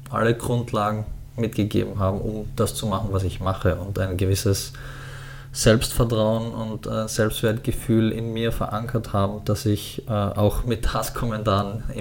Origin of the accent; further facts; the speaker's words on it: Styria, Austria; Als ich jung war, war so Arnold Schwarzenegger, der kommt aus meiner Heimatstadt und, ähm